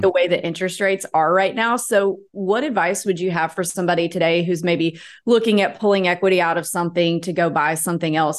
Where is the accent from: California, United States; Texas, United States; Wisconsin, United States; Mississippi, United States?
Mississippi, United States; North; I grew up in North Mississippi